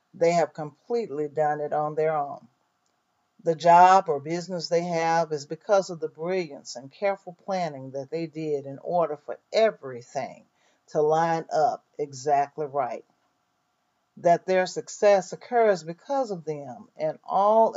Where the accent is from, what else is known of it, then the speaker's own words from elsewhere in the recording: Mississippi, United States; moved away; I was born and raised in Mississippi, but I have traveled and lived in many places.